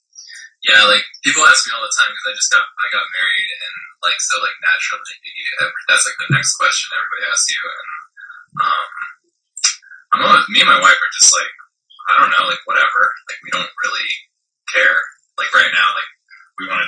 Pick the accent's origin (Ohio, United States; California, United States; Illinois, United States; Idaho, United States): California, United States; San Jose; moved away as an adult; also born or lived in Taiwan (ancestry); now in Los Angeles, United States; I'm from San Jose. I'm from Northern California.